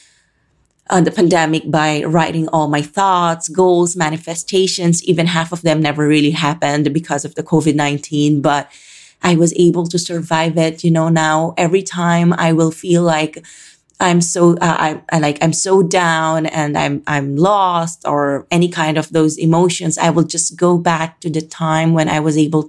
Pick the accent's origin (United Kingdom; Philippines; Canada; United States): Philippines; Calabarzon; moved away as an adult; now in Manila, Philippines; I was born and raised in the Philippines